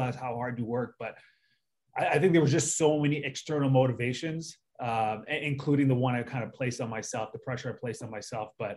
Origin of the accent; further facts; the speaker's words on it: Canada; moved away as an adult; now in United States; being a Canadian, growing up with hockey